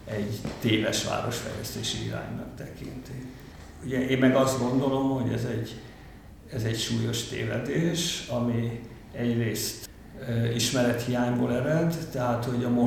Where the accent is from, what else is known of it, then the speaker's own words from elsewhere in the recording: Budapest, Hungary; itt a Józsefvárosban, és én ezt nagyon közelről követtem nyomon, hogy így születtem, éltem egész életemben, ide jártam általános iskolába, még középiskolába is ide jártam, mert a fazekas gimnázium itt volt.